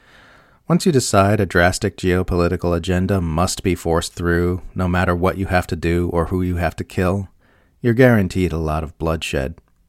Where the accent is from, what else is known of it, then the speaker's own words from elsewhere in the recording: Australia; But I've also got a personal stake in it as an Australian.